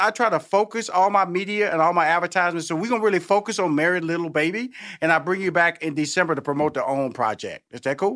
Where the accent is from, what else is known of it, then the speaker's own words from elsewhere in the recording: Houston, Texas, United States; And I'm from Houston, Texas, okay? So I'm from Tex Mex, I'm from Selena country